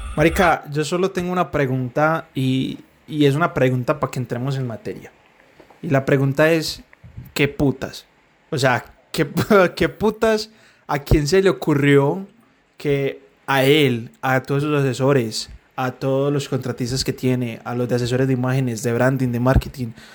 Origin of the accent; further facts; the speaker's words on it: Medellín, Antioquia, Colombia; Medellín, que somos de Medellín